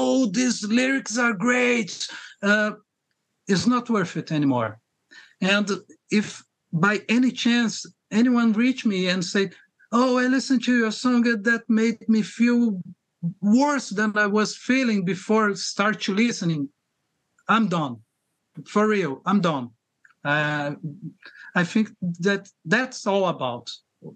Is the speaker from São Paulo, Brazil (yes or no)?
no; Rio de Janeiro, Brazil; I'm from Rio de Janeiro, Brazil, okay. Originally